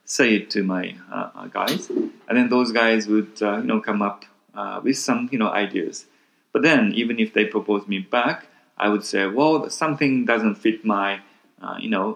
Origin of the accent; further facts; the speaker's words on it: Tokyo, Japan; also born or lived in United States / Italy / London; I was born in Tokyo, but then I went to school in US for a short period of time.